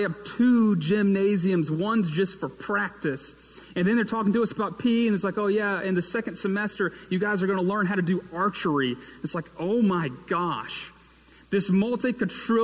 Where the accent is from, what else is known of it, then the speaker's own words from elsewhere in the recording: Fort Payne, Alabama, United States; also born or lived in Birmingham, Alabama; now in Hoover, United States; I moved from Fort Payne, Alabama, in northeast corner of the state